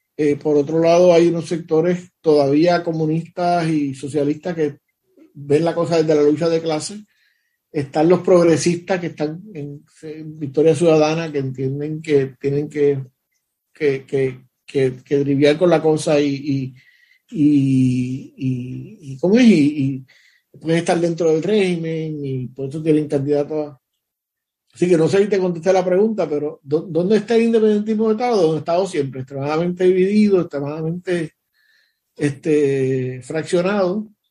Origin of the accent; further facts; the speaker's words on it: Puerto Rico; yo soy boricua y yo le tengo amor porque yo nací en Puerto Rico